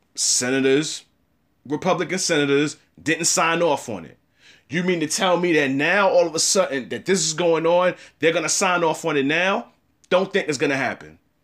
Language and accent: English; United States; I'm an American and I'm African American